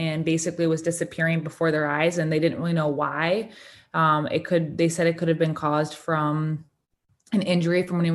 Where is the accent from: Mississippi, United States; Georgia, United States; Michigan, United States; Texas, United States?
Michigan, United States; Kalamazoo; I am from Kalamazoo, Michigan.